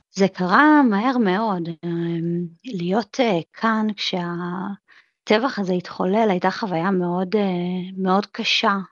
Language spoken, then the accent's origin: Hebrew; Israel; moved away as an adult; now in New York, United States; אני ישראלית שנמצאת פה זמן קצר